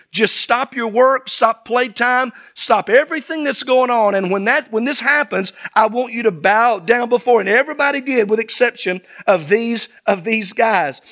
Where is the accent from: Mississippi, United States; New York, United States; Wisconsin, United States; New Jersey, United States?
Mississippi, United States; South; as a child growing up in Sunday school. in South Mississippi